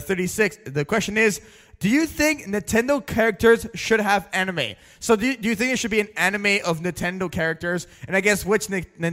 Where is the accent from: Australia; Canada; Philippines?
Canada; I'm a Canadian monster.